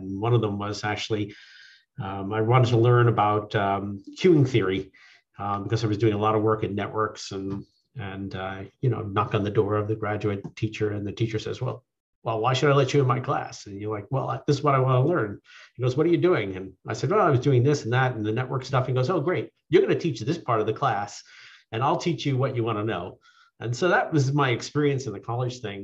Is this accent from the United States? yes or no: yes; Long Island, New York, United States; moved away as an adult; also born or lived in California; I grew up on Long Island. Went to high school out in Suffolk County.